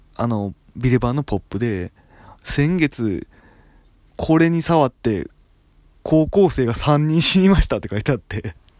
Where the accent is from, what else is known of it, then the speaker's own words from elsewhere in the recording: Japan; moved away; 俺の地元っていうか隣町の川西市っていうところにビレッジヴァンガードがあった